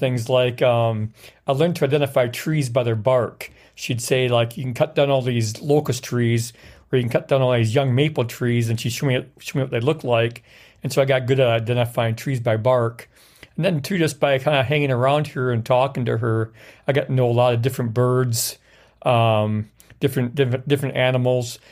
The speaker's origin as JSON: {"language": "English", "region": "Wisconsin", "country": "United States", "tie": "born or raised there", "also_born_or_lived": "Norfolk, Virginia", "said": "I knew from experience from going up north and going around the Wisconsin River area"}